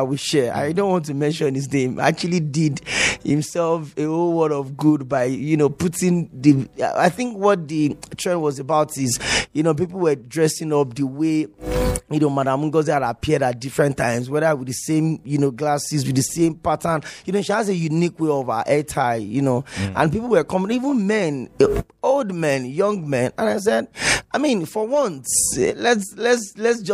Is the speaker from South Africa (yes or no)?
no; Nigeria; as a Nigerian